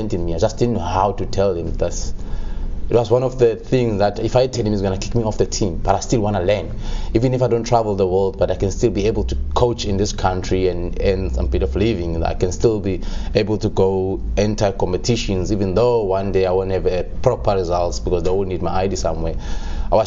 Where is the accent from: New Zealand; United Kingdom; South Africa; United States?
South Africa; Qumbu, Eastern Cape; moved away; I was born in Qumbu, near Mthatha.